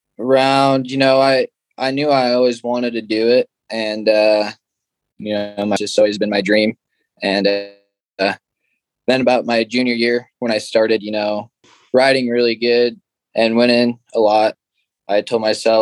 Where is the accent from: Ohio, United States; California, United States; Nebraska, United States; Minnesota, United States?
Nebraska, United States; Gordon; It's a pretty small town, and we made stuff up to do. And I guess that's pretty much all there is to do around here